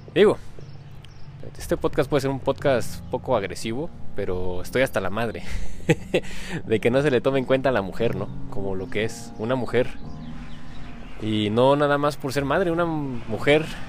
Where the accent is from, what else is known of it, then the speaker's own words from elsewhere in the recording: Mexico; aquí en mi país, México